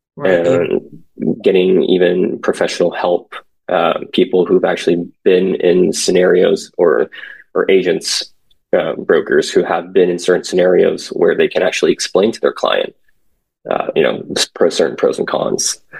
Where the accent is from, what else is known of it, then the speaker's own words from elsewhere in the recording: San Francisco Bay Area, California, United States; also born or lived in South Korea; now in Los Angeles, United States; born in Korea, came to where I was raised in San Francisco Bay Area ever since I was five